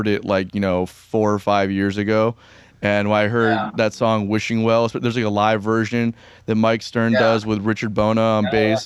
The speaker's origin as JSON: {"language": "English", "country": "Cuba", "said": "my family is from South America, I'm from Cuba"}